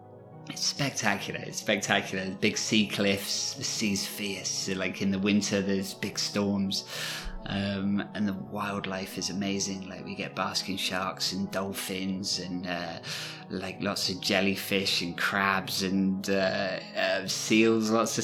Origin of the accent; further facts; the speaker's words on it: border of Devon and Cornwall, South West England, United Kingdom; moved away as an adult; now in Paris, France; I was born in England, but a part of England in the southwest of England. So I was born on the border of Devon and Cornwall.